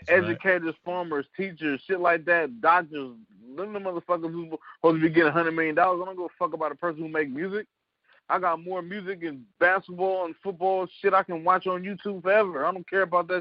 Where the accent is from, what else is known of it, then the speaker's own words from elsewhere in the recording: San Francisco, California, United States; I'm from San Francisco, California, Fillmore, California